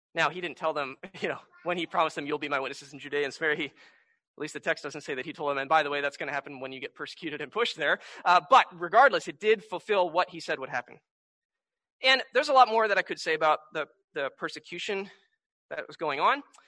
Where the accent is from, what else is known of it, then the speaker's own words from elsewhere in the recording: United States; I grew up in America